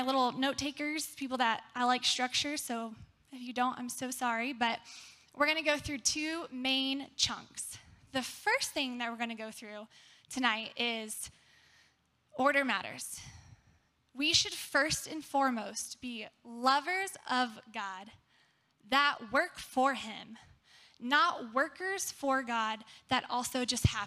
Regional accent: Texas, United States; I was born and raised in Texas.

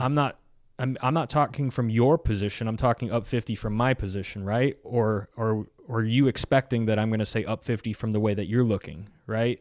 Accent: United States; we're Americans

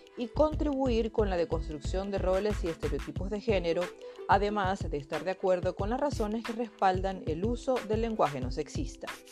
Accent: Venezuela; moved away as an adult; now in Spain; Nací en Venezuela, pero actualmente llevo casi 10 años radicada en España.

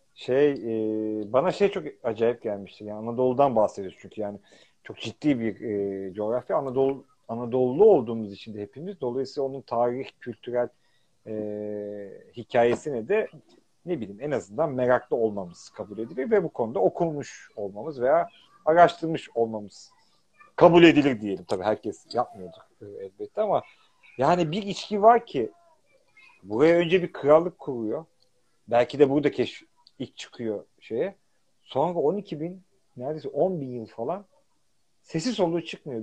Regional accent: Istanbul, Turkey; now in England; Kadıköylüyüm. Yani ben karşının çocuğuyum

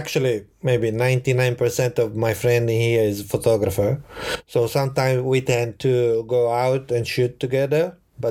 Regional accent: Florence, Tuscany, Italy; English is a second language; moved away as an adult; now in Tokyo, Japan; I grew up in Florence, in Italy.

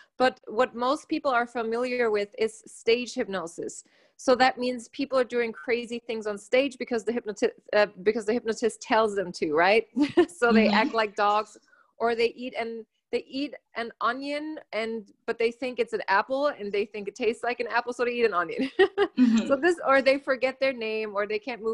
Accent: Germany; moved away as an adult; also born or lived in United States; I was born and raised in Germany. And when I was 19, I didn't want to live there anymore. So I went to the US

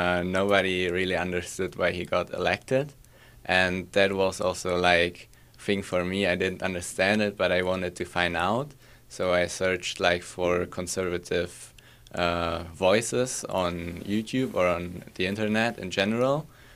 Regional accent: Pardubice, Pardubice Region, Czechia; English is a second language; from the Czech Republic, and I'm 17 years old.

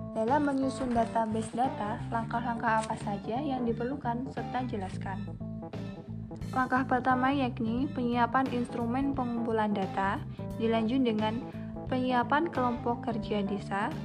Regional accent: a village in Sleman, Special Region of Yogyakarta, Indonesia; profil desa saya, Desa Sideluk, Berjokulon Sideluk Hurmulian Sleman

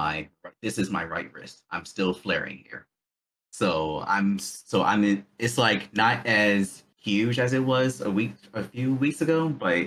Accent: Baltimore, Maryland, United States; also born or lived in Korea; My hometown is Baltimore, Maryland

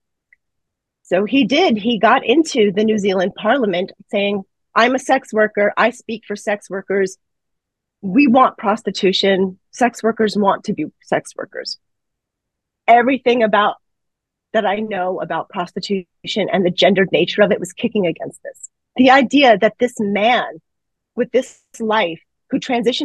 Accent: New York City, New York, United States; I grew up in the New York City area

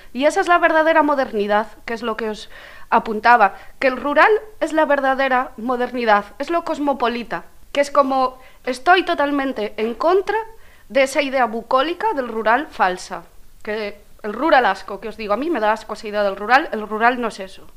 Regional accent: Bueu, Galicia, Spain; vengo de Bueu

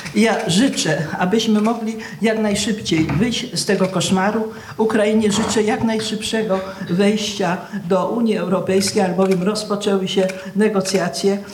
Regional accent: Poznań, Greater Poland, Poland; pochodzę z Poznania

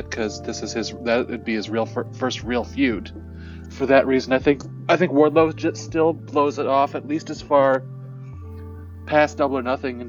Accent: Chicago, Illinois, United States; I'm from Chicago

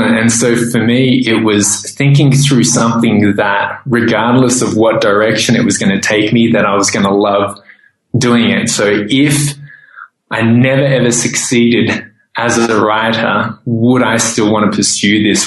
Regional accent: Australia; moved away as an adult; also born or lived in Thailand; growing up in Australia

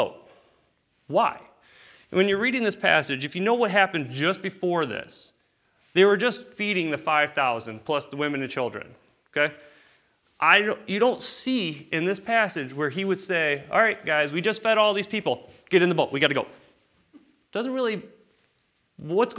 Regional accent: United States; I'm American.

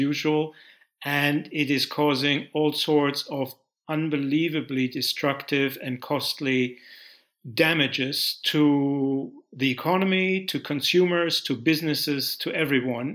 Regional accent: Germany; moved away as an adult; also born or lived in Britain; now in United Kingdom; I grew up in Germany.

